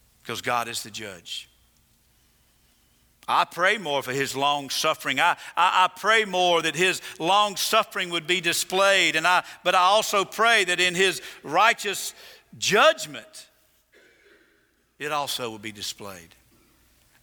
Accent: the South, United States; I'm from the South

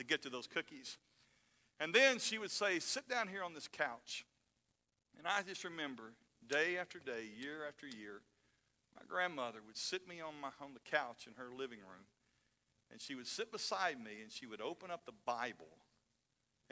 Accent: North Alabama, United States; I grew up in North Alabama

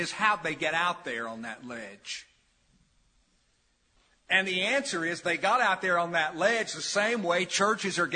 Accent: New Market, Tennessee, United States; As a kid, I grew up in New Market near the Holston River

